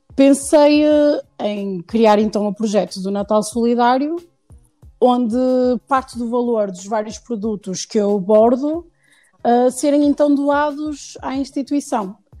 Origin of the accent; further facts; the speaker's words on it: Porto, Norte, Portugal; also born or lived in Lisbon; nasci em Lisboa, uhum. mas já moro no Porto desde os 4 anos, por isso já sou praticamente uh, do Porto.